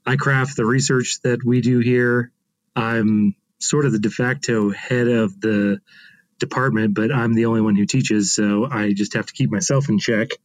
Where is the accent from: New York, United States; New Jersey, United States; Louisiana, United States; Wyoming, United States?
Wyoming, United States; Casper; moved away as an adult; now in Alpine, Texas, United States; I was raised in Wyoming in Casper